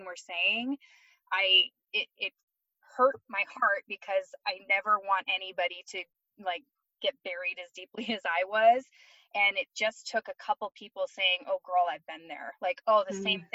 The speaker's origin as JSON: {"language": "English", "region": "Michigan", "country": "United States", "tie": "born or raised there", "also_born_or_lived": "Florida / Arizona / California", "moved": "as an adult", "lives_now": "Colorado, United States", "said": "I'm originally from Michigan. I grew up there my whole life"}